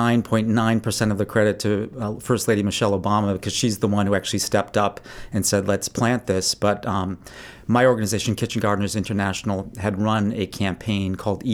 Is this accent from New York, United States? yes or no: no; Maine, United States; also born or lived in Chicago, Illinois; I was born in Chicago, so I'm not officially a real Mainer, but I moved here when I was about 2 years old, so I'm pretty close.